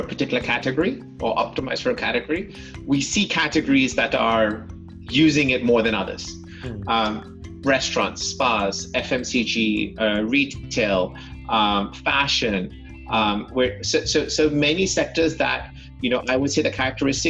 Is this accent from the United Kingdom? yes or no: yes; London, United Kingdom; I was born and brought up in London